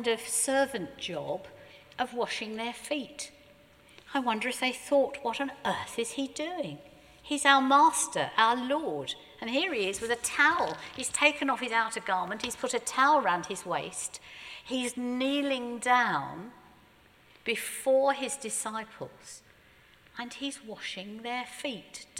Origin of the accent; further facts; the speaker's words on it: Surrey, South East England, United Kingdom; we're terribly British, and more than being British, we're even Surrey.